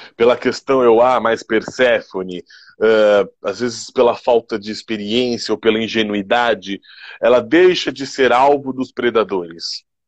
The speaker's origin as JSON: {"language": "Portuguese", "country": "Brazil", "said": "nós, enquanto brasileiros"}